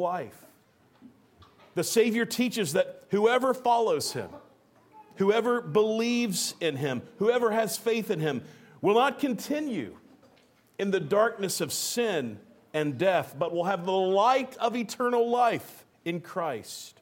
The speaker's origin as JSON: {"language": "English", "region": "Georgia", "country": "United States", "tie": "born or raised there", "said": "When I was a little boy growing up in Georgia in the early 1990s"}